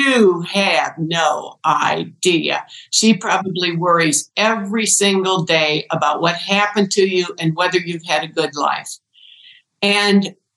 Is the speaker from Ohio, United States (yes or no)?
yes; Ohio, United States; born or raised there